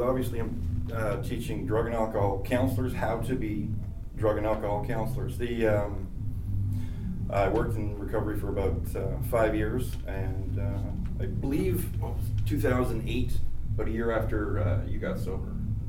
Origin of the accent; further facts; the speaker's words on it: Canada; Culturally, it went with everything.